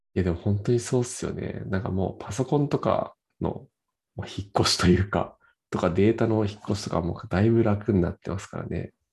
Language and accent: Japanese; Nagano, Japan; 長野なんですけど、出身